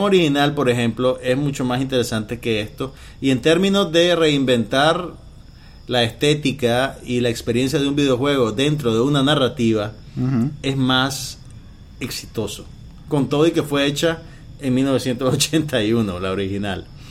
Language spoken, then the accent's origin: Spanish; Nicaragua; yo era de las pocas personas en Nicaragua que veía Space Ghost Coast